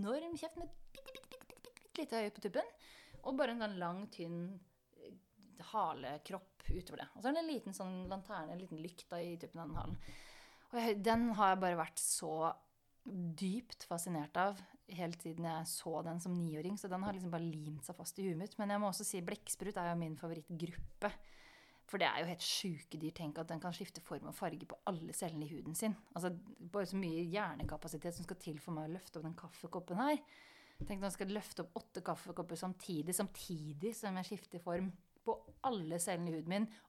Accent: Sarpsborg, Østfold, Norway; moved away; som niåring på biblioteket hjemme i Sarpsborg.

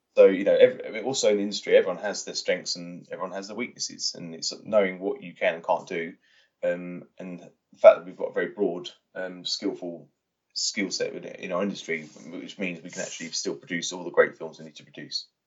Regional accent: Watford, East of England, United Kingdom; I grew up in Watford

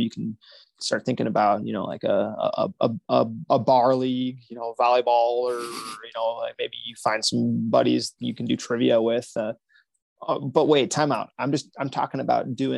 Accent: United States

